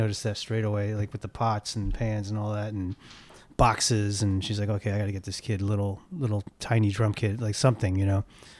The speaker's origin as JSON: {"language": "English", "town": "New York City", "region": "New York", "country": "United States", "tie": "born or raised there", "moved": "yes", "lives_now": "Los Angeles, United States", "said": "I was born in New York."}